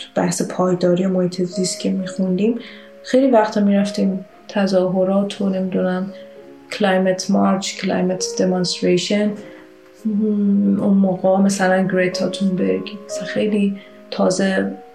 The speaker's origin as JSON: {"language": "Persian", "country": "Iran", "moved": "as an adult", "said": "توی خیابونای شهرم تو ایران"}